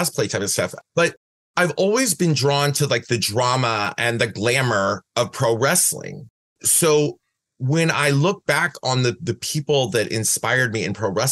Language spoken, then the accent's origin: English; Van Wert, Ohio, United States; moved away as an adult; also born or lived in Cleveland, Ohio; now in San Francisco, United States; I was born in Van Wert, Ohio.